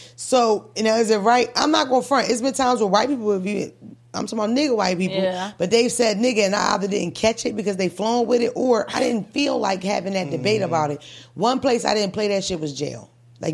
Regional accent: Philadelphia, Pennsylvania, United States; I'm from North Philly, the land of the Puerto Ricans and the Dominicans. That's how they talk, period.

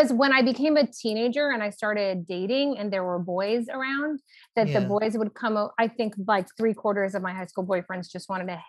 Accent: Los Angeles, California, United States; I grew up in Los Angeles, California, Hollywood adjacent.

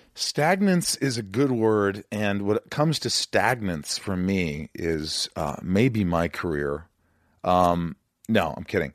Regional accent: Indiana, United States; I'm from Indiana

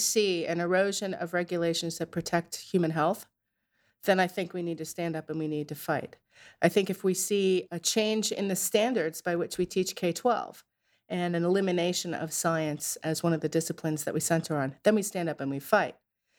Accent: Narragansett, Rhode Island, United States; So I grew up in Narragansett in Rhode Island

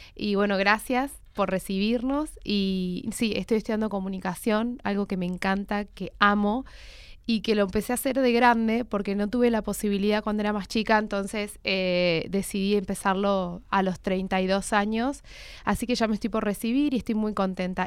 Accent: Gualeguaychú, Entre Ríos, Argentina; soy entrerriana, soy de Gualeguaychú

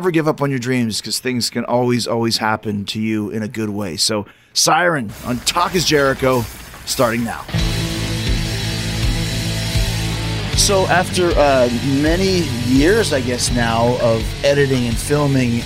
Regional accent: Winnipeg, Manitoba, Canada; I grew up in Winnipeg, Manitoba

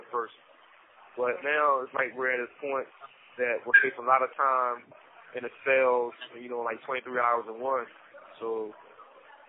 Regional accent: Salisbury, Maryland, United States; also born or lived in Delaware; I'm from Salisbury, Maryland. I was born in Delaware, raised in Salisbury

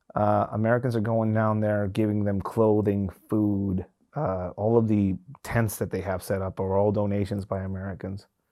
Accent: Tijuana, Baja California, Mexico; moved away as an adult; now in United States; Tijuana, one of the focal points of some of these migrant caravans, uh, uh, uh, is my hometown

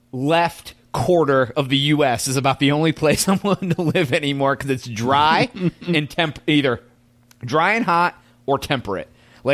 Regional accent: United States; as a white dude from America

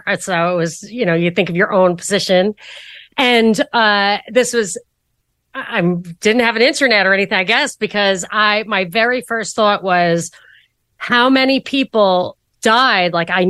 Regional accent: New York, United States; Yeah, I am a New Yorker, but I wasn't in New York at the time.

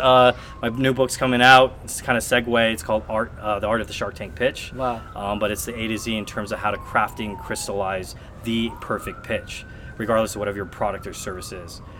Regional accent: San Francisco, California, United States; I was pretty much born and raised in San Francisco.

